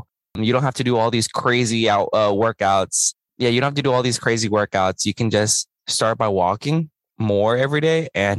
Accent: Houston, Texas, United States; I grew up in Houston

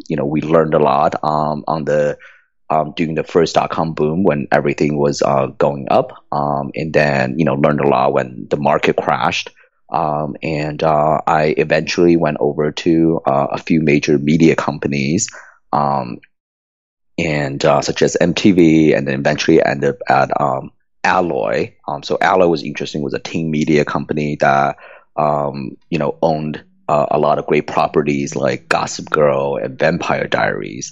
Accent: Shanghai, China; moved away; I was born in communist China. I grew up in Shanghai, and you know, in kind of the 80s, I was going through school in Shanghai

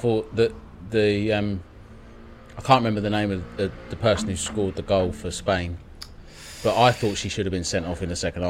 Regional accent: Welsh, Wales, United Kingdom; also born or lived in England; I am Welsh.

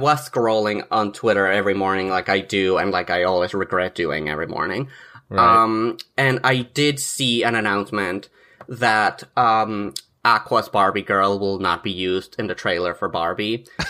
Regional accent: Mexico; moved away; I'm from Mexico, I should say. Like, I was born and raised over there.

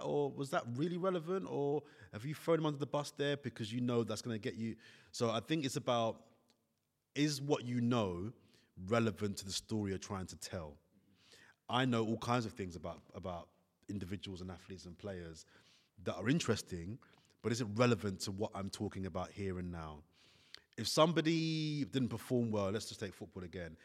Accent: London, United Kingdom; also born or lived in Italy; where I come from, I'm from Brixton

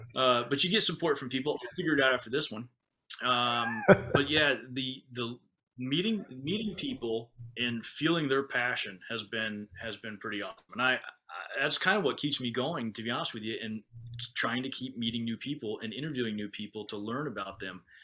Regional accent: United States; now in Okinawa, Japan; as an American

